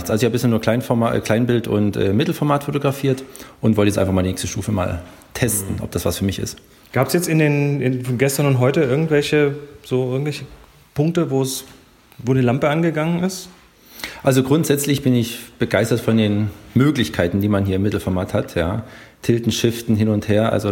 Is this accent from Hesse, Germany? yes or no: yes; Bad Homburg, Hesse, Germany; ich komme aus Bad Homburg, Nähe von Frankfurt.